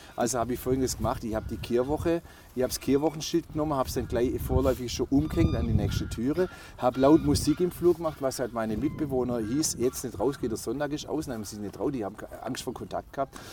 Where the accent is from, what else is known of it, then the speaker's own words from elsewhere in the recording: Waiblingen, Baden-Württemberg, Germany; accent: Swabian; also born or lived in Stuttgart; ich stelle ihm meine Heimatstadt vor